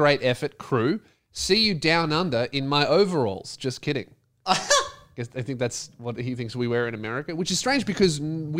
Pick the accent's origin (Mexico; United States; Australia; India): Australia; accent: Australian; Some Americans like couldn't even understand my Australian accent.